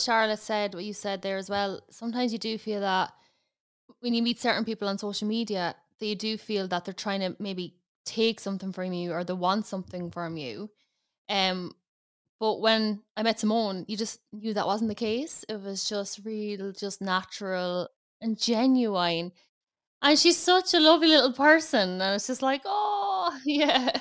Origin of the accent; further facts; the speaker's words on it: Ireland; accent: big Irish accent; I'm based in Ireland, as you can probably tell from the big Irish accent